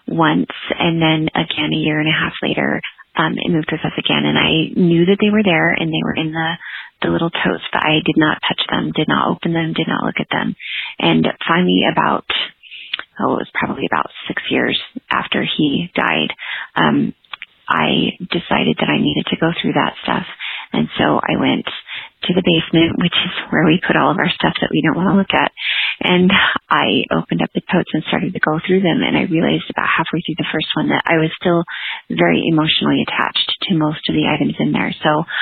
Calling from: Heber, Utah, United States; I'm calling from Heber, Utah

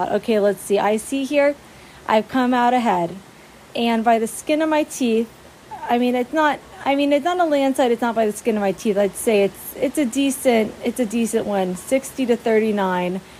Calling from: Maui, Hawaii, United States; Aloha, Playcationers. This is … here, and I'm phoning in from Maui, Hawaii.

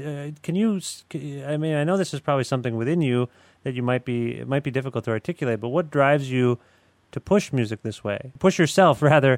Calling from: Guelph, Ontario, Canada; I'm calling you from Guelph, Ontario, where I live.

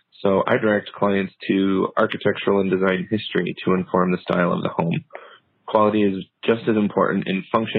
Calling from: Salt Lake City, Utah, United States; I'm calling from Salt Lake City, Utah.

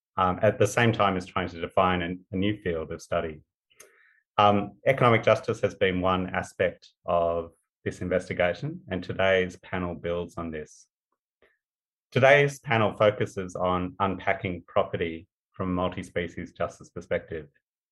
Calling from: Perth, Western Australia, Australia; I wanted to start by acknowledging the country I'm on. I'm coming from Perth. So I'm on the land of the Whadjuk people of the Noongar Nation.

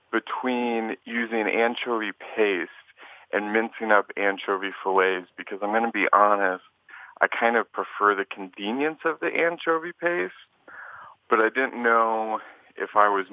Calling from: Burbank, California, United States; Burbank, California.

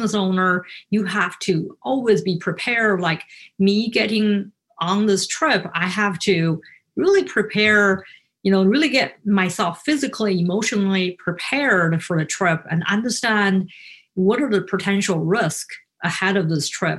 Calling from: Naperville, Illinois, United States; I'm speaking today from Naperville. It's the west suburb of Chicago.

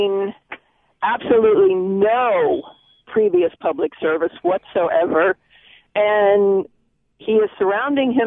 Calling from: Covington, Louisiana, United States; I'm calling from Covington, Louisiana

